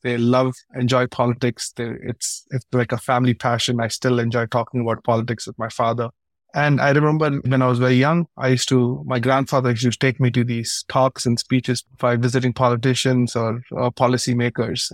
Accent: India; moved away as an adult; also born or lived in United States; I'm born and raised in India

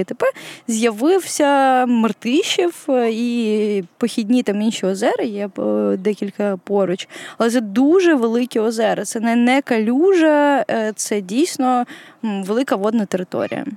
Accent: Kyiv, Ukraine; Я виросла у Києві

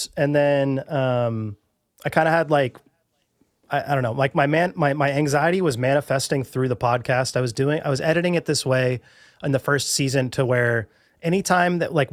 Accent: Bellingham, Washington, United States; now in Portland, United States; I originally was from Bellingham, Washington

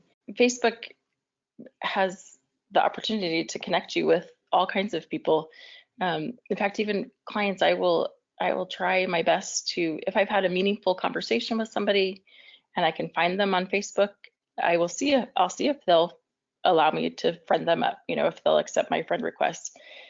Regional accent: Amarillo, Texas, United States; I grew up in Amarillo, Texas, and then my husband and I lived there for a couple of years early on in our marriage.

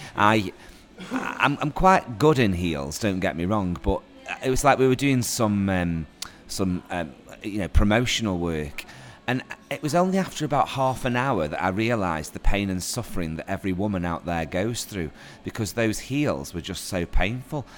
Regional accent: Stoke-on-Trent, West Midlands, United Kingdom; I'm a local actor. Nice to be able to do a theatre production actually in my hometown

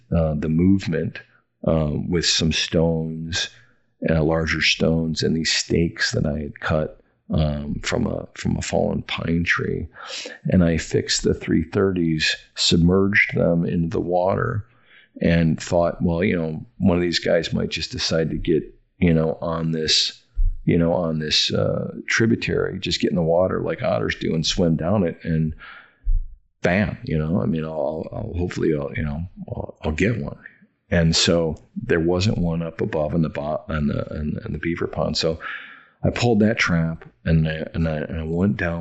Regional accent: Oshkosh, Wisconsin, United States; moved away; my hometown in Oshkosh, Wisconsin

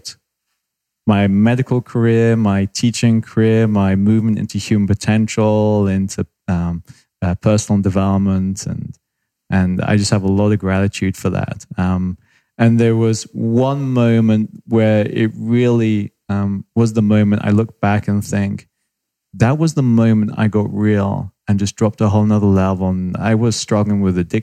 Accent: United Kingdom; accent: British; moved away; also born or lived in Australia / Canada; I'm British, spent time in Australia, spent 4 or 5 years in Canada

